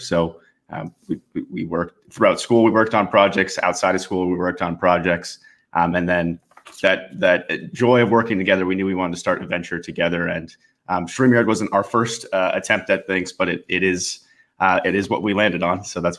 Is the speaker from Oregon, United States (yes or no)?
yes; Portland, Oregon, United States; born there; also born or lived in British Columbia; So yeah, I was born in the States, actually. So I was born in Oregon, in Portland, Oregon, and moved around a bit as I grew up.